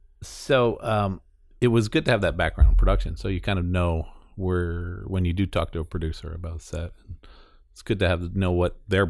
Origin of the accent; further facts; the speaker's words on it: New York, United States; And I grew up in New York area.